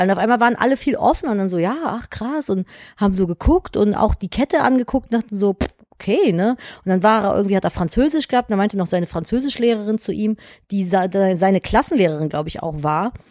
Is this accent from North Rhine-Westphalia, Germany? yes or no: yes; North Rhine-Westphalia, Germany; bei uns in Nordrhein-Westfalen